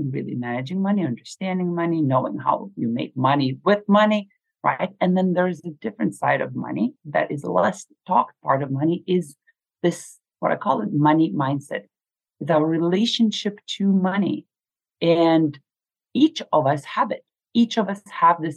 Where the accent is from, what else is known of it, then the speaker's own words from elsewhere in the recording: Lithuania; moved away as an adult; growing up in Lithuania at the age of 8 or 9 when we were in the Soviet Union, we never had that much